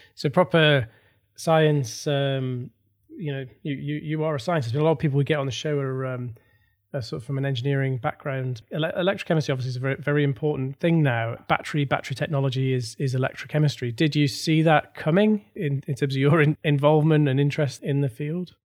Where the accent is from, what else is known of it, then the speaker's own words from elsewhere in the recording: North East England, United Kingdom; I am from the Northeast as well